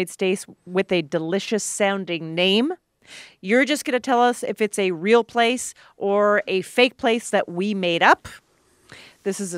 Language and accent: English; Alberta, Canada; where I grew up in Alberta, Canada